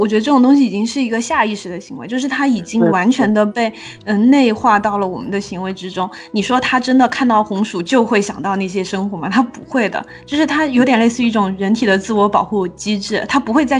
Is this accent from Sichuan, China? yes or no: yes; southern Sichuan, China; 我的老家在川南地区，然后我们那边红薯非常的多